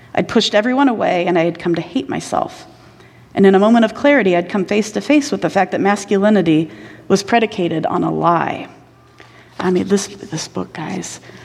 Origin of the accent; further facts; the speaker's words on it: Indiana, United States; I grew up in Indiana